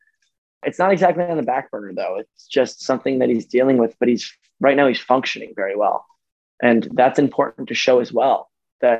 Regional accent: New York, United States; I'm from New York

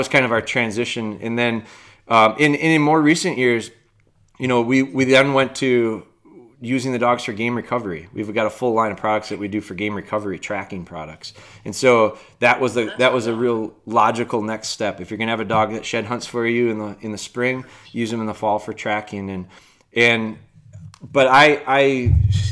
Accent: Wisconsin, United States; I'm from Wisconsin, and up here, you know, the deer hunting culture is really strong. And I was raised a deer hunter.

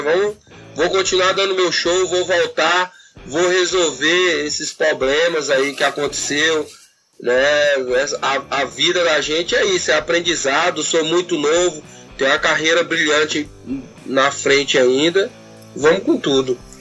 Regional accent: Brazil; a gente é brasileiro

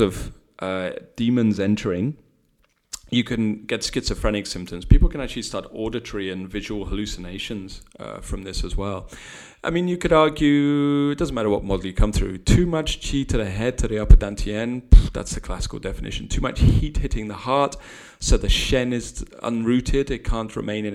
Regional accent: United Kingdom; we're British

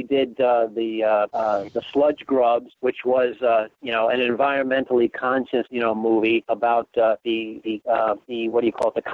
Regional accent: New York City, New York, United States; we grew up in the Bronx

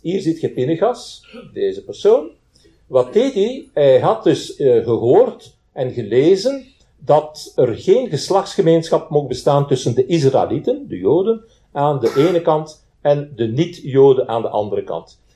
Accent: Belgium; bij ons in Zaventem en in, eh, en in Brussel

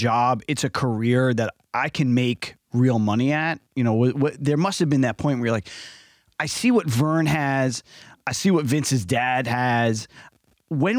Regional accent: New Jersey, United States; I grew up in New Jersey

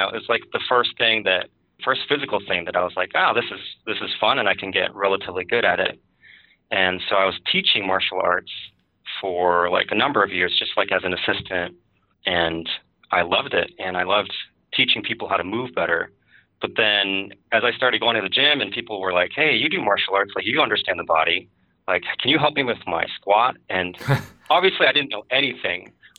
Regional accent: Chicago, Illinois, United States; also born or lived in Milwaukee / Madison / Berkeley / Bloomington; So I grew up in Chicago and Milwaukee and Madison and Berkeley.

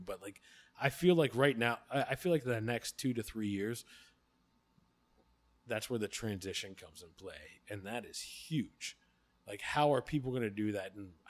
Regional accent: Pittsburgh, Pennsylvania, United States; I'm from Pittsburgh

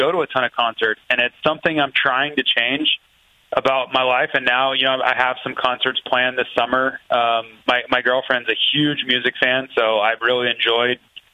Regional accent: Florida, United States; I grew up in Florida

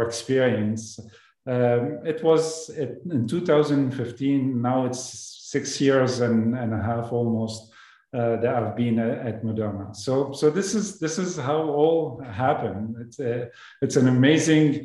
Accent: Lebanon; moved away as an adult; also born or lived in Toulouse, France; I came from Lebanon as an immigrant to France to do my study after high school

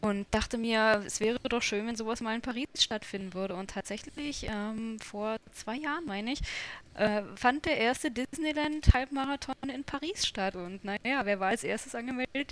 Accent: Berlin, Germany; ich bin Berlinerin

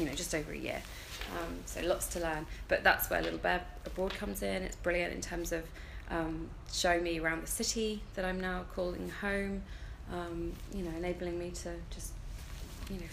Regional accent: London, United Kingdom; moved away as an adult; also born or lived in South West England; now in Sweden; I'm from London originally.

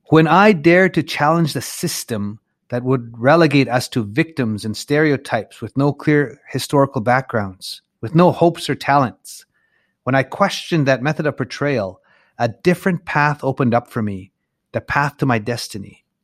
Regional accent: Little Black Bear, Saskatchewan, Canada; back where uh, my home area. I'm from Little Black Bear's from Ochap, and that's just uh, up the road about an hour and a half or so.

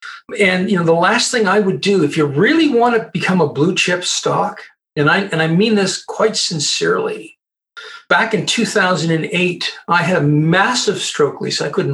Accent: Colorado, United States; And I'm a Canadian, by the way. I'm a Canadian. But I grew up at the United States Air Force Academy.

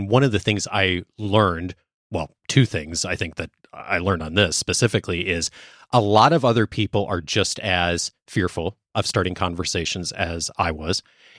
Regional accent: Chicago, Illinois, United States; now in Southern California, United States; I grew up mostly in the Chicago area, suburbs.

